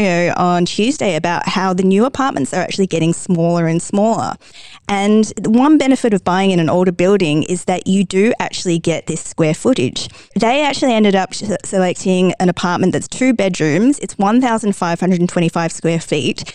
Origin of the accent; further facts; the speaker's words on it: Australia; now in Dubai, United Arab Emirates; I'm obviously from Australia where there's a phrase, everything can kill you